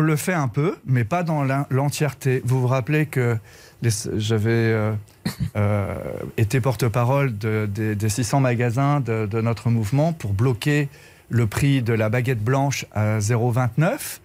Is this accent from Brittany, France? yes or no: yes; Brittany, France; Je suis breton